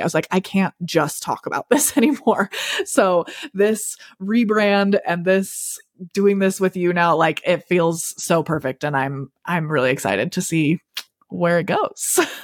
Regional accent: Salt Lake City, Utah, United States; am from Utah, born and raised in, like, the Salt Lake City-ish area. Um, and that's where we still live

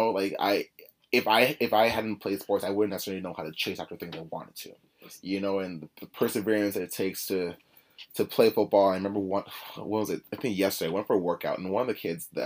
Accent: Oakville, Ontario, Canada; growing up in Oakville, you hear horror stories of places like Scarborough

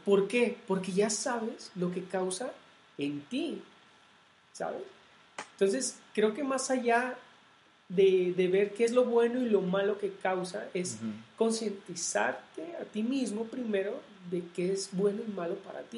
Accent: Jalisco, Mexico; mi tierra, o sea, de acá de, Jalisco

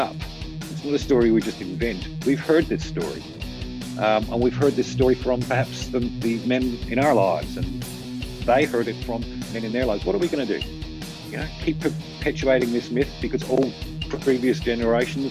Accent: Australia; as Australian males

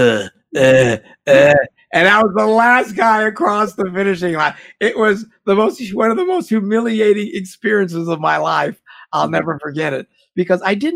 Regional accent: Green Bay, Wisconsin, United States; I'm from Green Bay, Wisconsin, and football's a big deal here

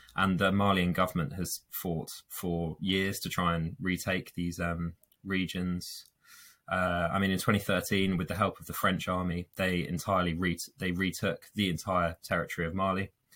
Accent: London, United Kingdom; moved away as an adult; now in York, United Kingdom; I'm originally from London

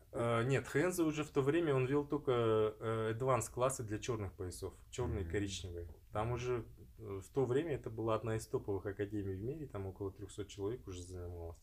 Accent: Kazakhstan; это я из Казахстана

